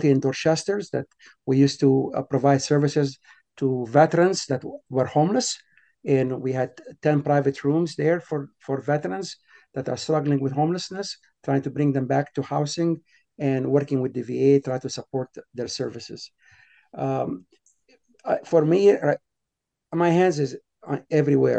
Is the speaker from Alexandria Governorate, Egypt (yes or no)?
yes; Alexandria, Alexandria Governorate, Egypt; moved away as an adult; now in Boston, United States; I was born in Alexandria, Egypt. As a teenager, age of 13, 14 years old, I was going to a Christian school there.